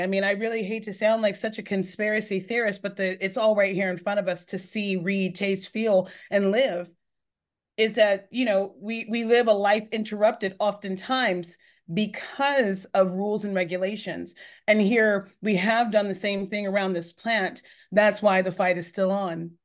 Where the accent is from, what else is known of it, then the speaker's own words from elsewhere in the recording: Northern California, United States; moved away as an adult; also born or lived in Texas; now in Massachusetts, United States; I wasn't born there. I was born in Texas, but, uh, but my, but I, I grew up in California